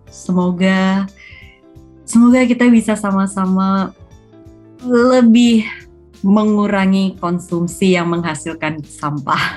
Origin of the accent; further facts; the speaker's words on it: Indonesia; karena emang um, lahir besar di Indonesia dan setiap berkesempatan keluar negeri pun tetap berasa kangennya sama Indonesia